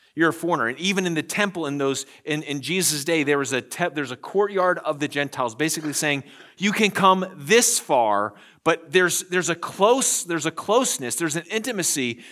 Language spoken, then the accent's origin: English; United States; we, as the American church